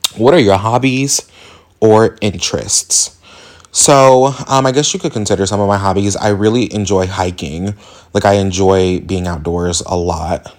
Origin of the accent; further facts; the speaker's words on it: Indianapolis, Indiana, United States; So I am from Indianapolis, Indiana, born and raised.